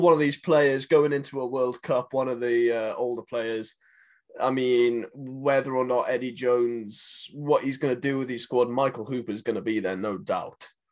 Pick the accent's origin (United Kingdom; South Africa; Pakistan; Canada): South Africa; Nelspruit, Mpumalanga; in Nelspruit, in my hometown